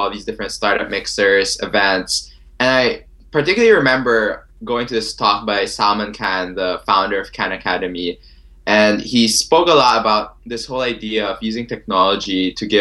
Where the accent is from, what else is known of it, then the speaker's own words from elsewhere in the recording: Philippines; moved away as an adult; now in Philadelphia, United States; I'm originally from the Philippines, currently an international student here at the University of Pennsylvania